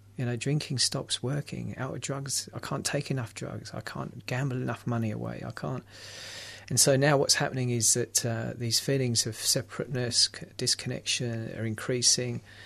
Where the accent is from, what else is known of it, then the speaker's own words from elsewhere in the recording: London, United Kingdom; I'm from London